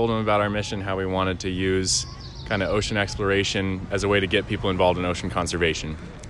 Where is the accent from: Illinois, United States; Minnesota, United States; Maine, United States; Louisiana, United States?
Maine, United States; I'm also from Maine.